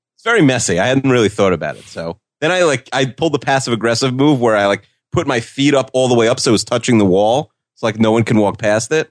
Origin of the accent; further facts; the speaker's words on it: Long Island, New York, United States; We're both from Long Island